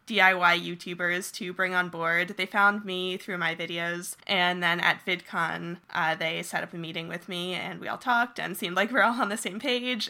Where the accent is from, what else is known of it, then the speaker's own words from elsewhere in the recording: New Jersey, United States; moved away as an adult; also born or lived in Rhode Island / San Francisco; I grew up in New Jersey